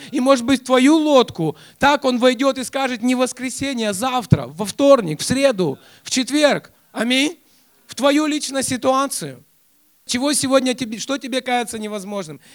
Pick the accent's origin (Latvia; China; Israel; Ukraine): Ukraine; Kyiv; я воспитывался, хотя я сам и родился в Киеве, но я воспитывался у моих родственников Э, в 200 километрах от Киева